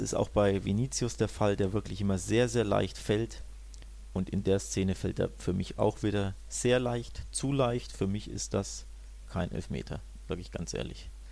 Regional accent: Germany

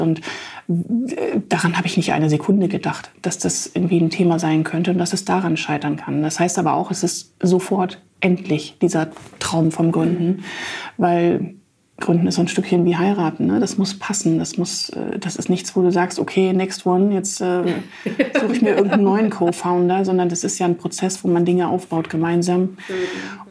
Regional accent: Jena, Thuringia, Germany; moved away as an adult; also born or lived in Stralsund; now in Hamburg, Germany; in meiner Heimatstadt Jena

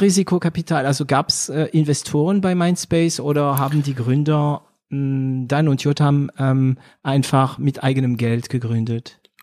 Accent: France; also born or lived in Germany; now in Swabia, Germany; ich bin Franzose, ja, Paris, Berlin, ich bin Deutscher auch

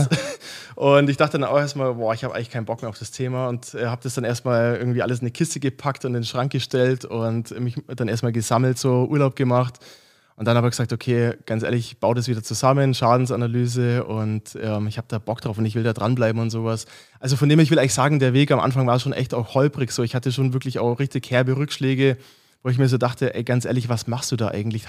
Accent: Augsburg, Bavaria, Germany; now in Munich, Germany; ich komme ursprünglich aus Augsburg, äh, mittlerweile in München

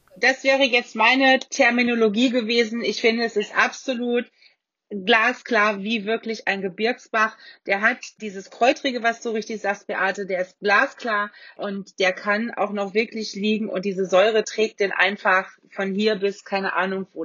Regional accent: Rheingau, Hesse, Germany; Bei uns im Rheingau

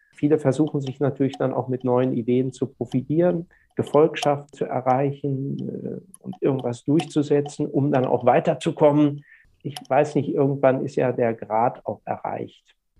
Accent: Germany; now in Lübeck, Germany; in meiner Heimat, dem Weserbergland, wo ich auch dann meine freie Zeit sehr oft verbringe, wenn ich nicht in Lübeck bin

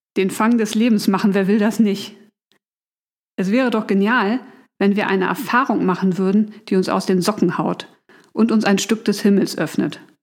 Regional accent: Hamburg, Germany; Ich bin waschechte Hamburgerin

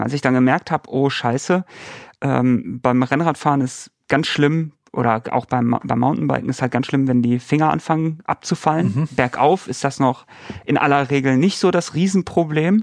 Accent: Bochum, North Rhine-Westphalia, Germany; Ich komme ja aus, aus NRW, aus Bochum

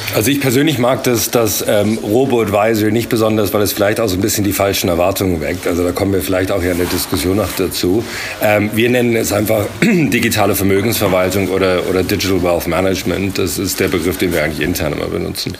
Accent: England, United Kingdom; moved away as an adult; also born or lived in Germany / London; now in Berlin, Germany; ich bin in Deutschland geboren, aber in England aufgewachsen und bin jetzt seit äh, drei Jahren hier in Berlin

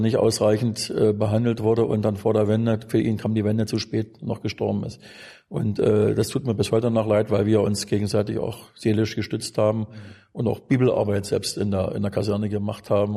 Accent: Wittenberg, Saxony-Anhalt, Germany; bin Wittenberger. Bin also da in der Region Wittenberg auch geboren worden

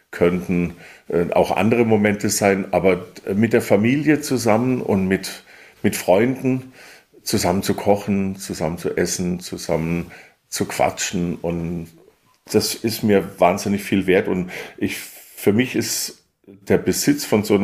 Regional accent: Weingarten, Baden-Württemberg, Germany; Und äh, also ich komme aus Weingarten-Baden, einem Weindorf, was direkt neben Karlsruhe liegt.

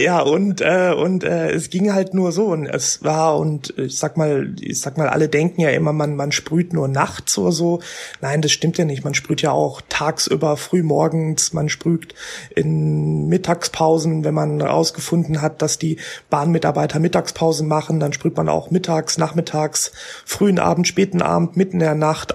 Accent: Ruhr area, North Rhine-Westphalia, Germany; im Ruhrgebiet, da wo ich herkomme

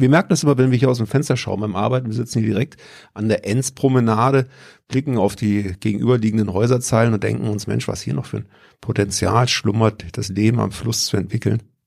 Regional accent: Pforzheim, Baden-Württemberg, Germany; bei uns in Pforzheim

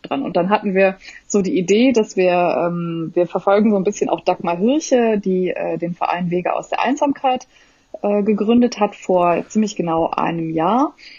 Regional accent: Germany; also born or lived in Netherlands; Ich bin ja dort geboren auch und äh, bin aber deutsch in Deutschland sozialisiert

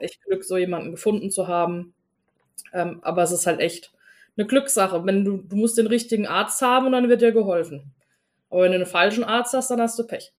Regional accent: Germany; ich bin in einer deutschen Kleinstadt geboren

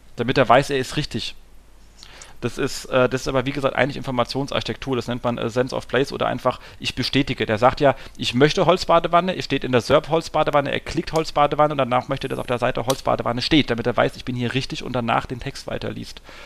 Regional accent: Hesse, Germany; als Hesse

